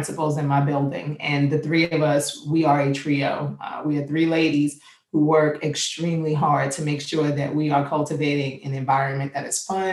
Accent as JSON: {"language": "English", "town": "New York City", "region": "New York", "country": "United States", "moved": "yes", "lives_now": "Virginia, United States", "said": "I'm from Queens, New York"}